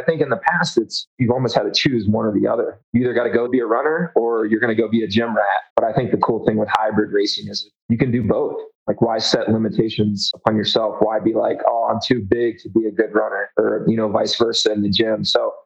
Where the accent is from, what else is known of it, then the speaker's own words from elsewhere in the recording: Hampton Roads, Virginia, United States; moved away as an adult; now in Denver, United States; I was born in Virginia